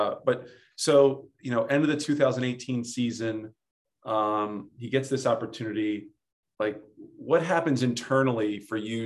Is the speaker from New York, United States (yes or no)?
no; Atlantic City, New Jersey, United States; I grew up in Atlantic City